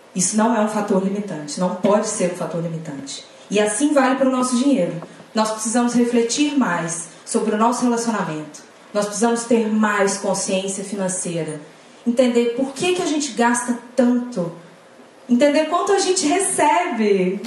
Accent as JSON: {"language": "Portuguese", "region": "Pernambuco", "country": "Brazil", "moved": "yes", "lives_now": "Salvador, Brazil", "said": "moro em Salvador, mas sou pernambucana"}